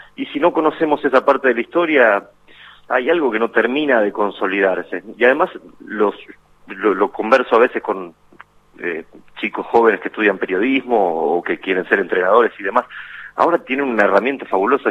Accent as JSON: {"language": "Spanish", "town": "Guerrico", "region": "Buenos Aires Province", "country": "Argentina", "tie": "born or raised there", "lives_now": "Pergamino, Argentina", "said": "de Guerrico, que es un pequeño pueblo del partido de Pergamino. Viví ahí hasta los 17 años que me fui a Buenos Aires"}